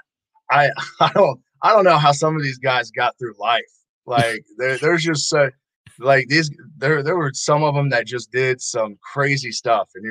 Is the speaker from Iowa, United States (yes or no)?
no; Northern Kentucky, United States; I grew up in Northern Kentucky, and Cincinnati, Northern Kentucky area, literally right across the water from Cincinnati